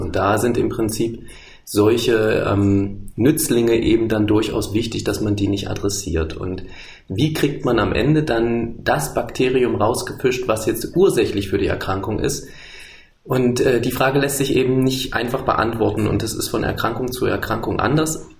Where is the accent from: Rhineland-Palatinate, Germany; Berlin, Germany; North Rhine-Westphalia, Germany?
Berlin, Germany; Ich komme aus Berlin und die Firma ist in Halle